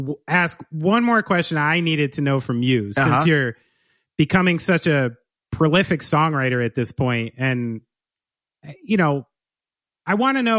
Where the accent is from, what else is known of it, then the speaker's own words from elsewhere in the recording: New Jersey, United States; I'm from here. I'm from New Jersey.